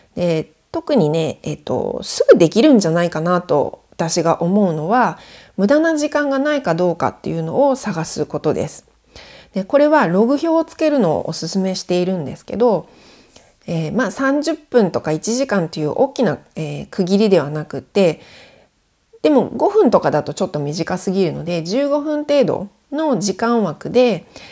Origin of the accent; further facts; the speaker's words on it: Japan; moved away as an adult; now in France; 上の子を連れて日本に帰国してたんですね。で1ヶ月ぐらい帰ってたんですけど私の実家にいる間